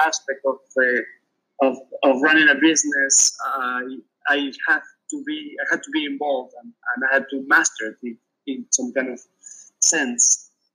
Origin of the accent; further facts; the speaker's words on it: Peru; moved away; I grew up in Peru, so I read in Spanish.